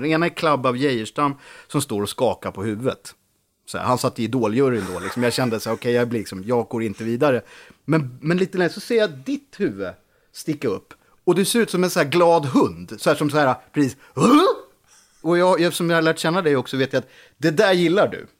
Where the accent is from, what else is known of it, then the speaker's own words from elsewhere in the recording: Sweden; moved away; also born or lived in Lidingö / Gothenburg; på gården, Holaveden, där jag växte upp